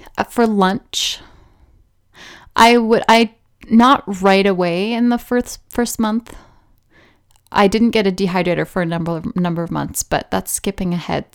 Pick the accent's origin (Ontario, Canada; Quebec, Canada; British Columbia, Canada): British Columbia, Canada; I was born in Canada, on the west coast of Canada, so in British Columbia, to a relatively somewhat normal family.